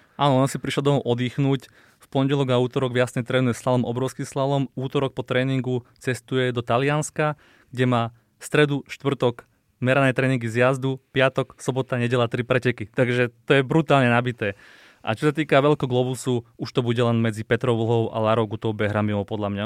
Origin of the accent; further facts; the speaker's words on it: Slovakia; to sme my Slováci